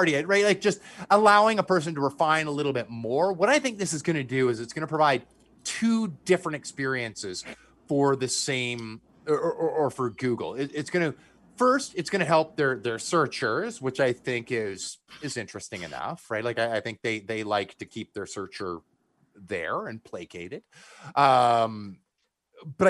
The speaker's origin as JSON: {"language": "English", "country": "Canada", "said": "I'm from Canada."}